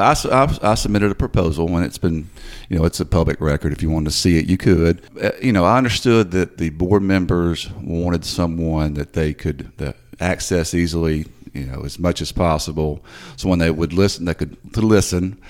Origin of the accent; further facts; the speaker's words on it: Memphis, Tennessee, United States; moved away as an adult; also born or lived in Greenville, Mississippi / Clarksdale, Mississippi; now in Hernando, United States; I grew up in the Whitehaven area